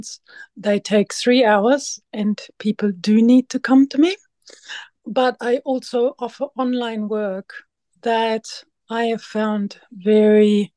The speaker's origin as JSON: {"language": "English", "country": "Germany", "moved": "as an adult", "lives_now": "Waiheke Island, New Zealand", "said": "I'm originally from Germany and I came to New Zealand 20 years ago"}